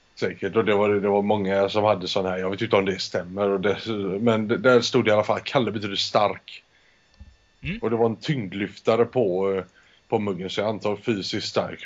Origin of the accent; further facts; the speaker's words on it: Spain; jag föddes i Spanien. Min mor är svensk, min far är spansk